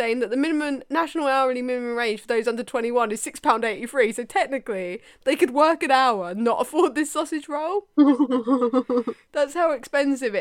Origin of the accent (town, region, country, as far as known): United Kingdom